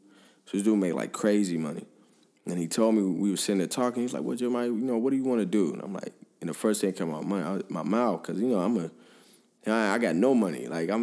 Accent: Five Oaks, United States; And, you know, here I am, I grew up in Five Oaks.

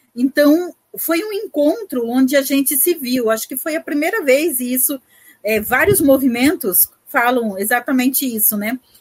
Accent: Brazil; nós somos os tradicionais, né, os pantaneiros tradicionais que nascemos e vivemos e convivemos no Pantanal

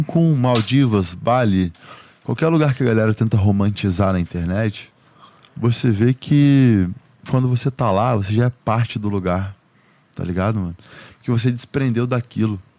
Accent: Goiás, Brazil; Pô, eu vim do interior de Goiás

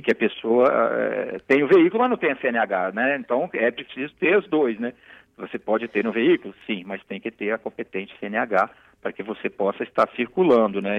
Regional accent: Cariacica, Espírito Santo, Brazil; sou de Cariacica, né, Campo Grande

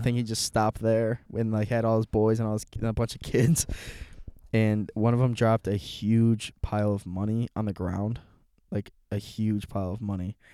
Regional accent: Aurora, United States; I'm from Aurora

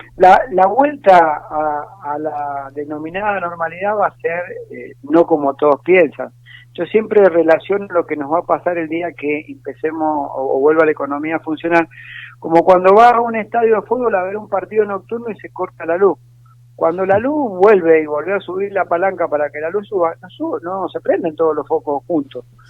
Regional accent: Mendoza, Argentina; moved away as an adult; now in Buenos Aires, Argentina; Yo provengo de un hogar humilde en Mendoza, de una madre que fue empleada doméstica toda su vida y de un padre que fue colectivero

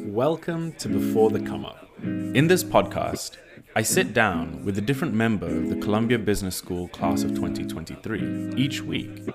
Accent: Ghana; growing up in Ghana

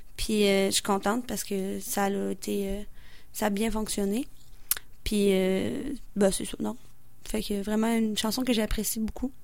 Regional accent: Beauce, Quebec, Canada; je viens de la Beauce

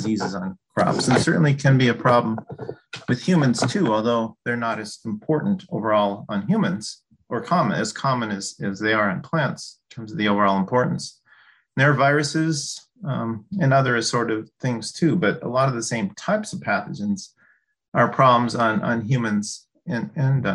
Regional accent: Duluth, Minnesota, United States; also born or lived in Illinois / Wisconsin / Corvallis, Oregon; I grew up in Duluth, Minnesota

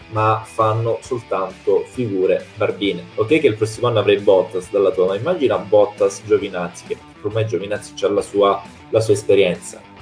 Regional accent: Calabria, Italy; io sono calabrese, siamo lì vicini

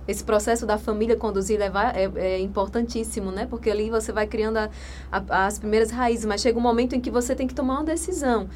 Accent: interior of Rio Grande do Norte, Brazil; moved away; also born or lived in Natal; Eu sou lá do interior do Rio Grande do Norte

